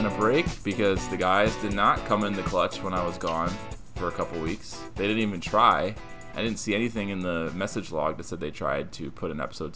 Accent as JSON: {"language": "English", "country": "United States", "said": "we're American"}